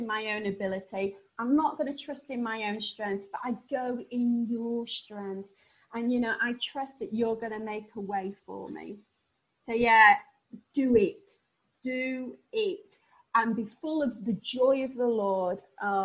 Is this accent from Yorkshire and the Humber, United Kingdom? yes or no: yes; Sheffield, Yorkshire and the Humber, United Kingdom; accent: northern; I come from Sheffield and people think that my northern accent's really novel.